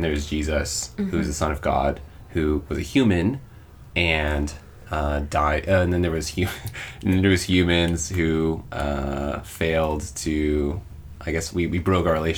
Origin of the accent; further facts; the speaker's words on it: United States; moved away as an adult; now in Osaka, Japan; I'm from America